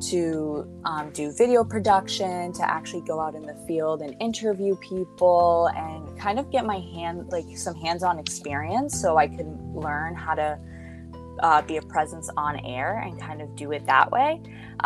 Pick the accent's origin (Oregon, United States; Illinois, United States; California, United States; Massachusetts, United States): Massachusetts, United States; Boston; I am a journalist from Boston, Massachusetts